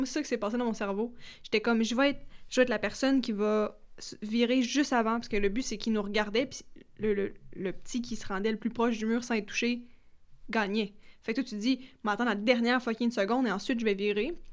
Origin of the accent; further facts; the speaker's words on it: Quebec, Canada; Moi, j'ai du Témiscamingue, mais tu sais